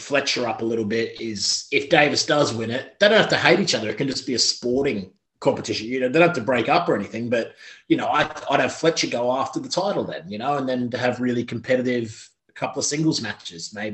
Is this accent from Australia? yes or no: yes; Australia; I'm an Aussie